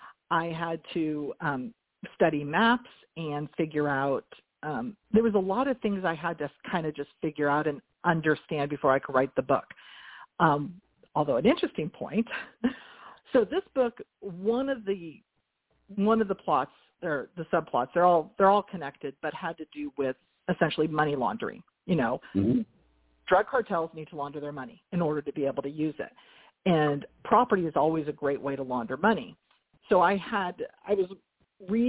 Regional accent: Northern California, United States; I'm from California, Northern California

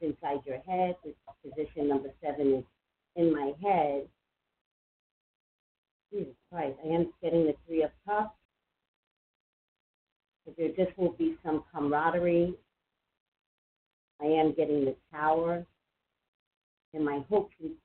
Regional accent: New York City, New York, United States; I'm from Staten Island.

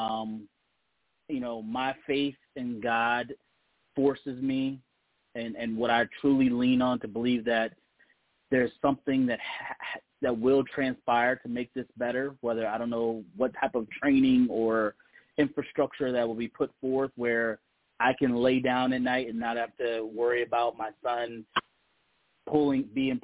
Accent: Detroit, Michigan, United States; now in Columbus, United States; I'm originally from Detroit

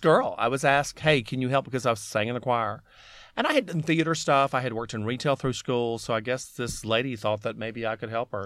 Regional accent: Alabama, United States; growing up in Alabama

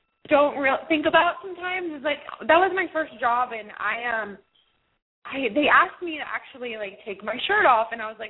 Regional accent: Snellville, Georgia, United States; moved away; I was born and raised in Georgia. I was actually, I say Atlanta because no one really knows the town that I'm actually from. It's called Snellville.

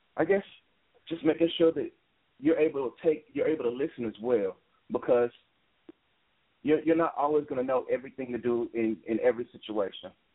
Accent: Memphis, Tennessee, United States; also born or lived in Minneapolis, Minnesota; I was born and raised in Memphis

